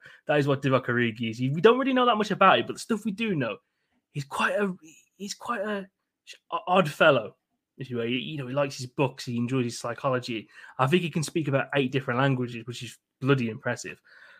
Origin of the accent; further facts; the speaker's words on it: Wolverhampton, West Midlands, United Kingdom; my hometown of Wolverhampton.